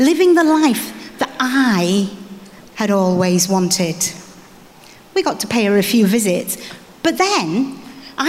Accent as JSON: {"language": "English", "country": "Ghana", "tie": "born or raised there", "said": "I was brought up in Ghana to parents who were passionately in love with God"}